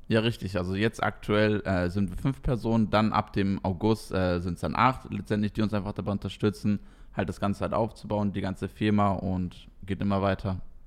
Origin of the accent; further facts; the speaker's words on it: East Frisia, Lower Saxony, Germany; now in Koblenz, Germany; eigentlich komme ich ganz tief aus dem Norden aus, aus Friesland